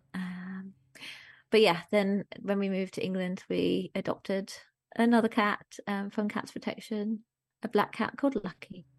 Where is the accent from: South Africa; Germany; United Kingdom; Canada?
Germany; moved away; I grew up in Germany